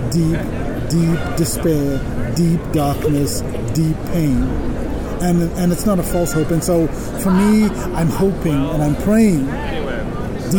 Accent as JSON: {"language": "English", "country": "South Africa", "tie": "born or raised there", "moved": "yes", "lives_now": "United States", "said": "I grew up in South Africa"}